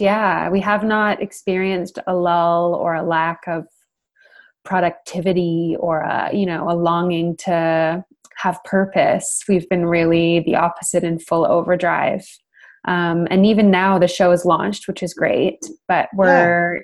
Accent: Canada; moved away as an adult; also born or lived in United Kingdom; now in London, United Kingdom; I live there now, but I'm from Canada

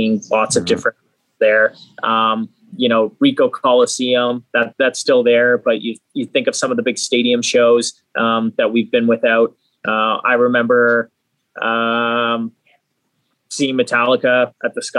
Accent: Hamilton, Ontario, Canada; I grew up in Hamilton as well

